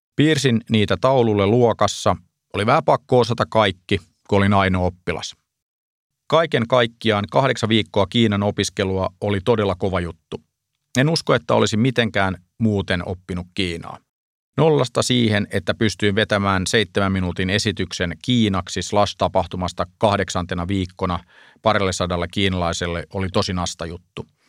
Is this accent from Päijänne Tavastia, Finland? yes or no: no; Pori, Satakunta, Finland; moved away; Olen kotoisin Porista